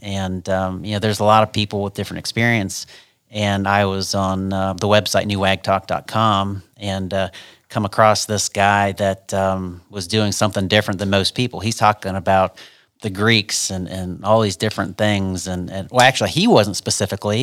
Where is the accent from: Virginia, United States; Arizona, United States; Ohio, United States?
Ohio, United States; Ashland; I'm from Ashland, Ohio.